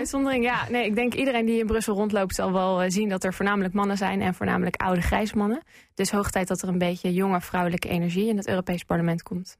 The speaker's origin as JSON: {"language": "Dutch", "region": "northern Netherlands", "country": "Netherlands", "tie": "born or raised there", "moved": "as an adult", "lives_now": "London, United Kingdom", "said": "Ik ben opgegroeid in Noord-Nederland, maar ik woon nu alweer bijna drie jaar in Londen."}